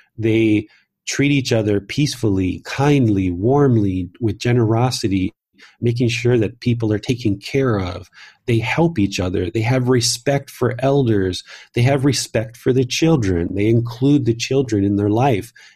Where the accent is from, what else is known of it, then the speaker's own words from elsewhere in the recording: Southern Maryland, United States; moved away as an adult; also born or lived in Washington, D.C. / Northern Virginia; I was born in Washington, D C. I grew up in Southern Maryland